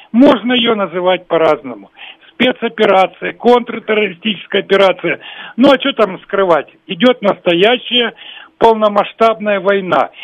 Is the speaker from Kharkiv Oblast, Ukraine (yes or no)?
yes; Kharkiv, Kharkiv Oblast, Ukraine; moved away; сам родился и вырос в Харькове